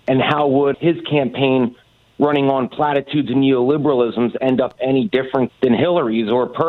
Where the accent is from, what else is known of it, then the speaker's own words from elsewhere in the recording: Rust Belt, United States; I'm from the Rust Belt